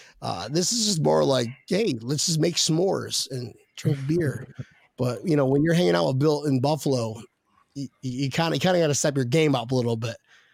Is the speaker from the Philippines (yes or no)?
yes; Philippines; Filipino, my man. I am from the Philippines. Philippines.